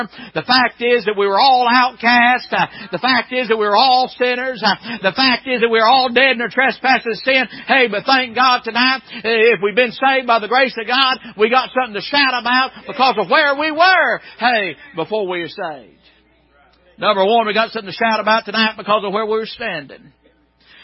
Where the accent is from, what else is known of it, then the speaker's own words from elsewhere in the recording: Maryville, Tennessee, United States; I'm Blount County. I mean, I'm talking about I was born there. Amen. And I've lived there all my life